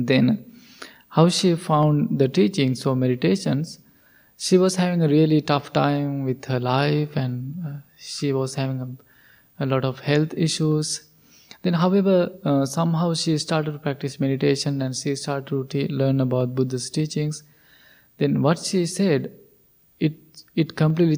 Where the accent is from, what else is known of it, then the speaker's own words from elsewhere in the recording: Sri Lanka; moved away as an adult; we, all the monks, we are originally from Sri Lanka